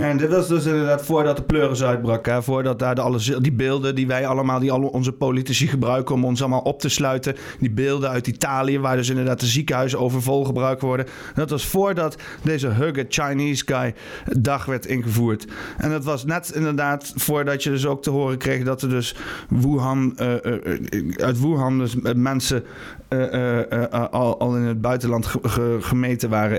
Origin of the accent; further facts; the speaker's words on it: Netherlands; als Nederlanders